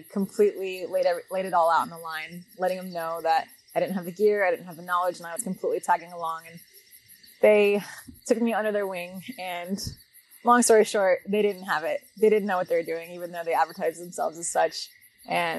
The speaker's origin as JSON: {"language": "English", "town": "Las Vegas", "region": "Nevada", "country": "United States", "tie": "born or raised there", "said": "I grew up in Las Vegas, Nevada"}